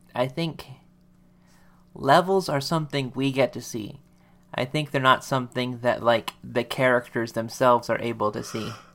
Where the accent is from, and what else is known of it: United States